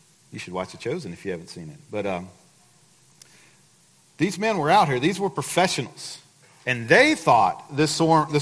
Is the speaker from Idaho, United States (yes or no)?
no; Livingston, Texas, United States; I grew up in Livingston. And for the better part of my life, I lived on Lake Livingston